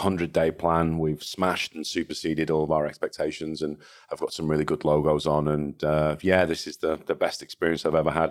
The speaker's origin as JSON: {"language": "English", "town": "Salford", "region": "North West England", "country": "United Kingdom", "tie": "born or raised there", "also_born_or_lived": "Liverpool / Hong Kong / Manchester"}